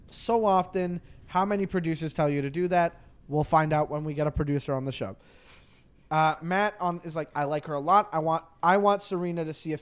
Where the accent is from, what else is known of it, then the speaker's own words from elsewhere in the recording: Canada; I'm Canadian